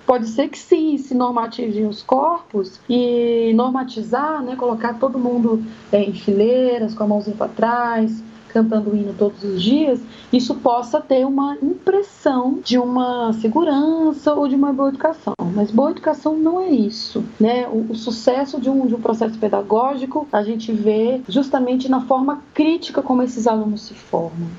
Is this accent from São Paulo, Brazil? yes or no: no; Sobradinho, Federal District, Brazil; Sobradinho, que é a região onde eu cresci